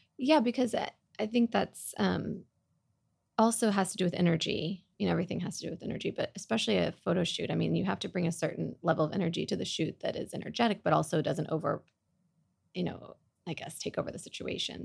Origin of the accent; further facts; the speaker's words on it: Oklahoma, United States; now in Dallas, United States; I grew up in Oklahoma